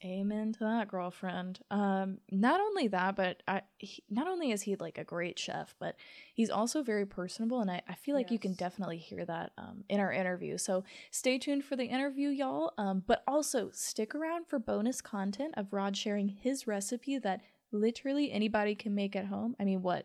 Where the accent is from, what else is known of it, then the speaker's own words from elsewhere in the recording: Louisiana, United States; moved away; I'm from Louisiana and I have a lot of Cajun roots